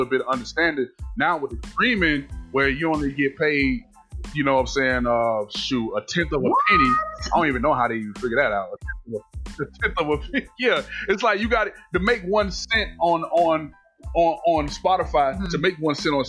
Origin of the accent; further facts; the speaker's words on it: Miami, Florida, United States; also born or lived in Savannah, Georgia; when I moved back from Savannah to Miami, back home to Miami